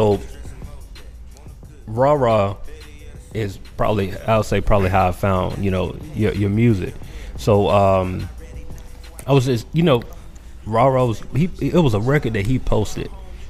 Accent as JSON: {"language": "English", "town": "Macon", "region": "Georgia", "country": "United States", "tie": "born or raised there", "said": "I grew up in Macon, right?"}